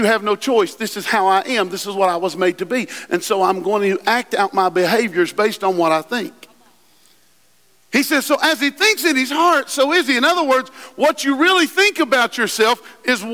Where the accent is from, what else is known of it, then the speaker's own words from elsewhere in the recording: West Virginia, United States; I'm from West Virginia